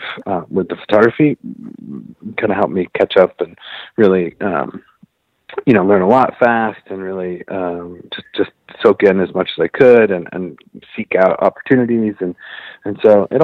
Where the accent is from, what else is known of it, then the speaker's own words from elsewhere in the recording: northwest Pennsylvania, United States; now in Philadelphia, United States; I actually grew up in the northwest part of Pennsylvania.